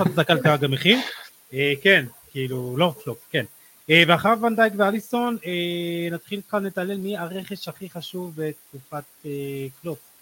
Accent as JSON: {"language": "Hebrew", "country": "Israel"}